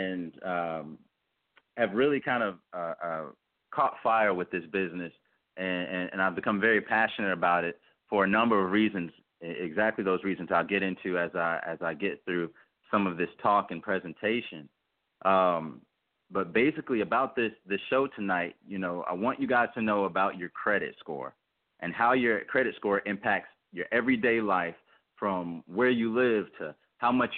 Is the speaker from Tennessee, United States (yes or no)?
yes; Memphis, Tennessee, United States; I was born in Memphis, Tennessee